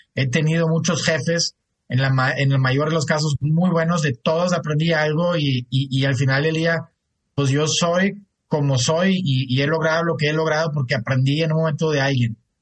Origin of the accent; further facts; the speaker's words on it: Germany; moved away as an adult; also born or lived in United States; now in Mexico; Yo soy de Alemania, mi esposa es regia